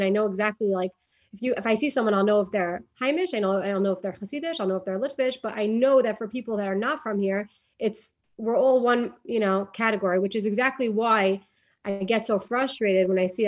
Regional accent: New York City, New York, United States; I grew up in Borough Park

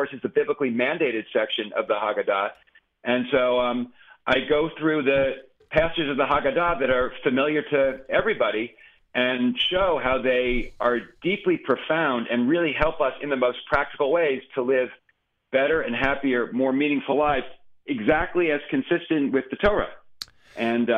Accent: New York, United States; being a New Yorker

